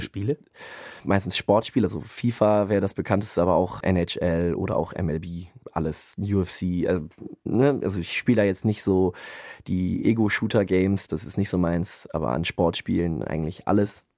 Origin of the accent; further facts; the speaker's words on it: Münster, North Rhine-Westphalia, Germany; moved away as an adult; now in Bremen, Germany; ich bin aufgewachsen in Münster und halte mich da auch immer noch relativ viel auf